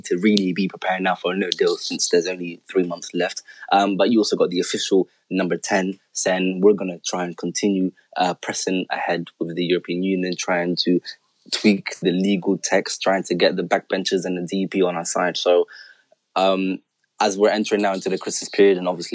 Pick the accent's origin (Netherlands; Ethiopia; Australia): Netherlands; now in United Kingdom; I was born in the Netherlands and I'm a Dutch citizen. And so I've moved to this country some years ago